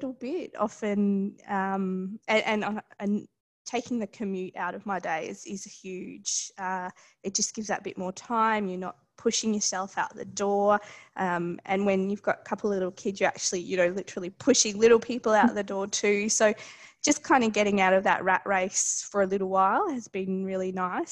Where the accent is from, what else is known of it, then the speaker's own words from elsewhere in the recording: Queensland, Australia; also born or lived in Darwin, Northern Territory, Australia; now in Melbourne, Australia; I grew up in Darwin. So I lived there until I was about seven with our family, and then we moved to Queensland